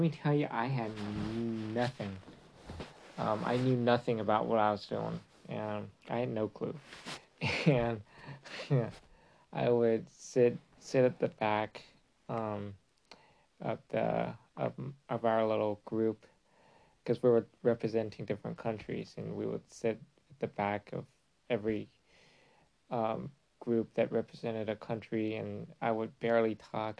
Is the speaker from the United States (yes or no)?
no; China; born or raised there; English is a second language